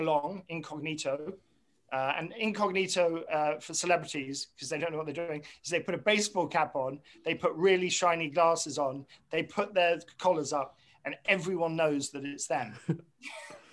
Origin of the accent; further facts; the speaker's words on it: England, United Kingdom; moved away as an adult; also born or lived in Montclair, New Jersey; now in United States; I'm obviously from England originally.